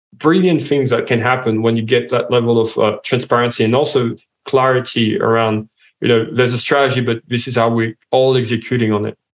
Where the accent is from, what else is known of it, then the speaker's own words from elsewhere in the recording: France; accent: French; English is a second language; now in Australia; as you can hear from my accent, I'm French.